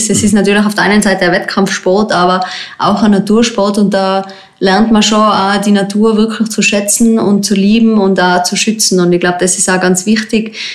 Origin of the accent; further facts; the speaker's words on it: Tyrol, Austria; Im Zillertal gibt es den Zillergrund, das ist eigentlich mein Heimgebiet, wo ich aufgewachsen bin als Boulderin.